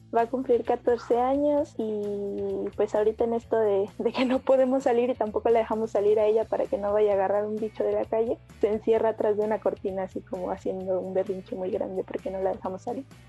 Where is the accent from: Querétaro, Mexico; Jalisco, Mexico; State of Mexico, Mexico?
State of Mexico, Mexico; also born or lived in Iztacalco, Mexico City; now in Mexico City, Mexico; nací en el Estado de México y ahorita vivo en la alcaldía de Itacalco